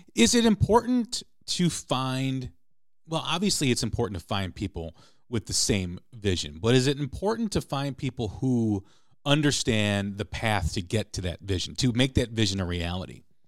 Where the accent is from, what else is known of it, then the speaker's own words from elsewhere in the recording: Chicago, Illinois, United States; growing up in Chicago